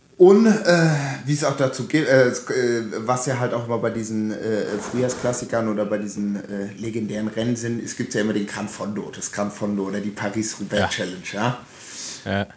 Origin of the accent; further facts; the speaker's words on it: Hesse, Germany; also born or lived in Frankfurt / Offenbach; now in Berlin, Germany; bei uns in Hessen